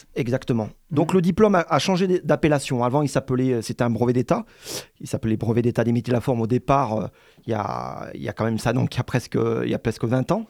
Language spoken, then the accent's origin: French; Montélimar, Auvergne-Rhône-Alpes, France; moved away as an adult; now in Montpellier, France; je viens de Montélimar